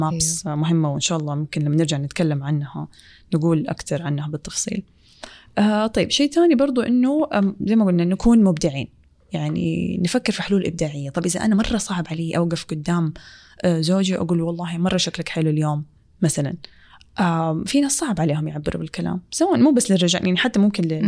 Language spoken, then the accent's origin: Arabic; Saudi Arabia; في مجتمعنا السعودية